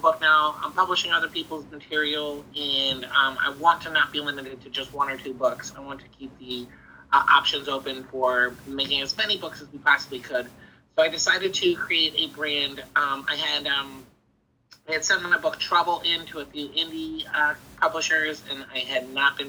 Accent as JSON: {"language": "English", "region": "New Jersey", "country": "United States", "moved": "yes", "lives_now": "Midwest, United States", "said": "I'm from New Jersey, and I currently live in the Midwest"}